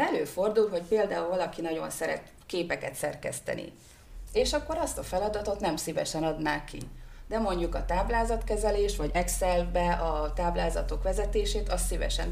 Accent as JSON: {"language": "Hungarian", "country": "Hungary", "also_born_or_lived": "Budapest", "said": "én vidéki vagyok, vidékre hazaköltöztem"}